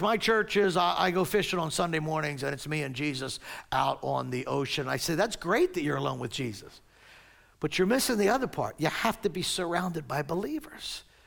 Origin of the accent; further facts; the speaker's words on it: Maple Shade, New Jersey, United States; I was born and raised here in Maple Shade, New Jersey